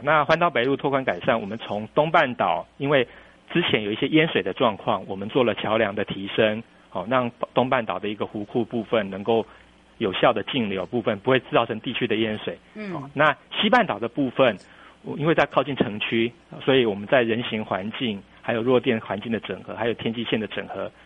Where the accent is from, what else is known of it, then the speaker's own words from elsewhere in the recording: Taiwan; also born or lived in New Taipei; now in Kinmen, Taiwan; 我，我是台湾人